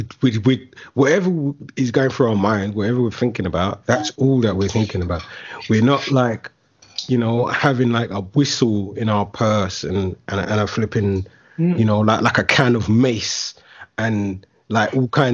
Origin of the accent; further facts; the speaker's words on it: London, United Kingdom; you're a young man growing up in London, in certain areas of London specifically, you kind of have to have your wits about you, man.